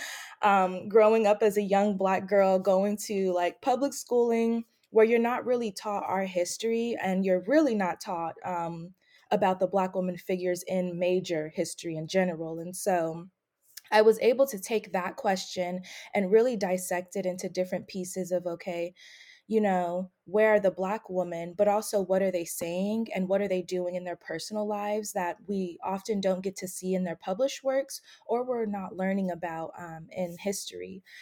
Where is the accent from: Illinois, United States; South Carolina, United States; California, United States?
California, United States; Bay Area; moved away as an adult; also born or lived in Atlanta, Georgia / Delaware; So, I'm originally from the Bay Area, California. Uh, I was born and raised there. That's also where my family is from. Um, I moved to Atlanta, Georgia in 2014 to study at Emory University